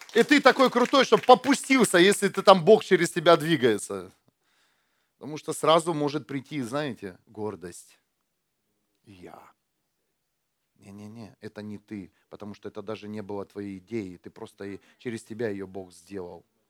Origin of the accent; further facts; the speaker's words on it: Ukraine; now in Germany; я когда э, только приехал из Украины, у нас, у нас вот так, да, в Украине